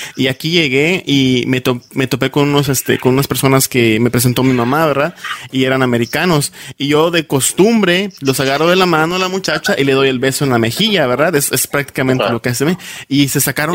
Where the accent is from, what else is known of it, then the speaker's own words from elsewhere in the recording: Yucatán, Mexico; accent: Yucatecan; now in United States; yo soy de Yucatán y también recuerdo un tiempo que me daba muchísima pena eh, hablar como yucateco